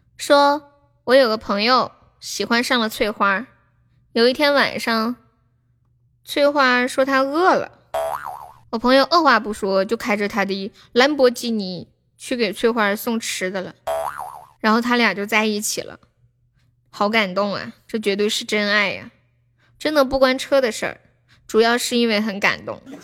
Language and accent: Chinese; Sichuan, China; accent: Sichuanese; 我们这里四川话说社会的那些小，小女孩，就叫，就叫什么“改妹儿”